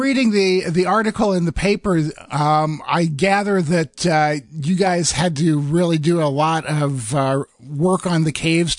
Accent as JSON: {"language": "English", "region": "Iowa", "country": "United States", "tie": "born or raised there", "said": "I grew up in the Midwest in Iowa"}